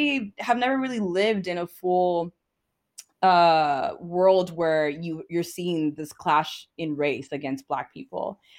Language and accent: English; Ghana; Like, so I told you I'm Ghanaian.